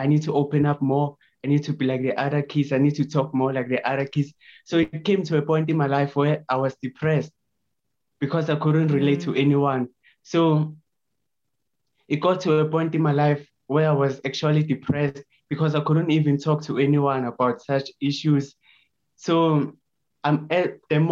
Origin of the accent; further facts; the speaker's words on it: Lydenburg, Mpumalanga, South Africa; born and raised in Lydenburg, which is in South Africa.